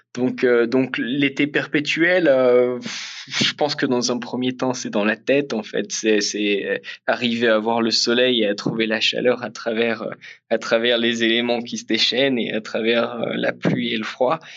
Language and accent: French; Picardy, Hauts-de-France, France; moved away as an adult; j'ai grandi en Picardie